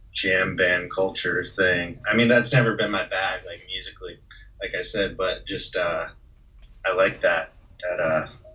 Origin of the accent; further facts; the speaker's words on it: Austin, Texas, United States; also born or lived in Kansas City; I was born in Kansas City, and then we later moved to Austin when I was like 7.